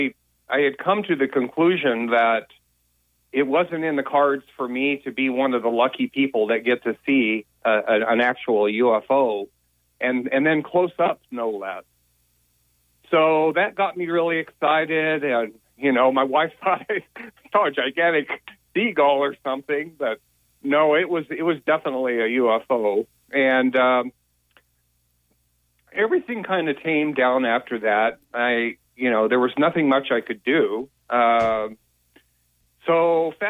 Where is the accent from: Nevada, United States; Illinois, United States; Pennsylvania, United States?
Nevada, United States; Las Vegas; moved away; I grew up in Las Vegas.